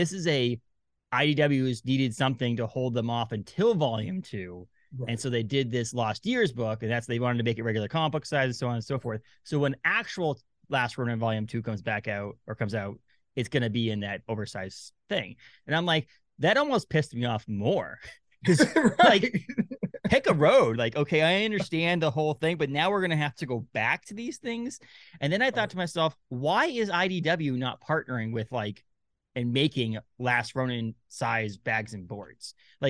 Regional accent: New England, United States; now in Maine, United States; I live in Maine. I'm from New England.

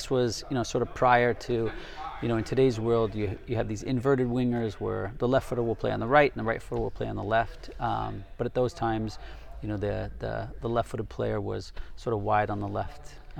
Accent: California, United States; Correct. Yes, Southern California.

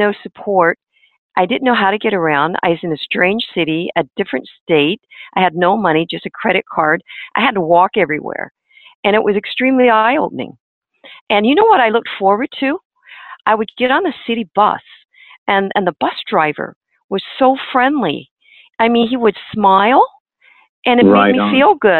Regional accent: Chicago, Illinois, United States; when I grew up in Chicago, we had what was called social studies

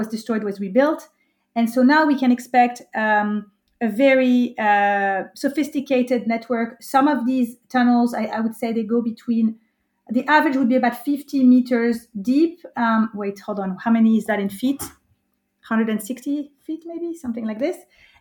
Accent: France; also born or lived in United States / United Kingdom; now in Israel; I've lived in Israel for the past 18 years, and I'm originally from France, but I've lived in the U.S. and in the U.K.

